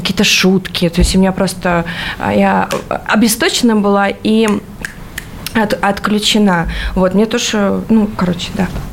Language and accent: Russian; Latvia; moved away; в Латвии у меня там, а, а, откуда я родом